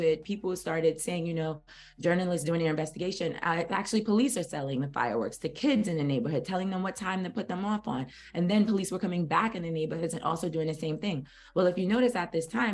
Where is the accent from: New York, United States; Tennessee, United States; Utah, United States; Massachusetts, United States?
New York, United States; New York City; I'm from Brooklyn, New York